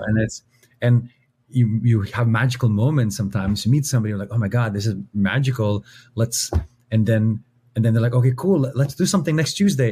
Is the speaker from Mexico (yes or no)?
no; Philippines; we're Filipino